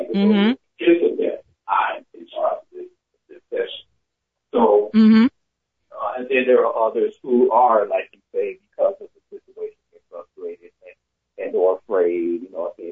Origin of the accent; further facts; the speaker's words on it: Chicago, Illinois, United States; I'm from Chicago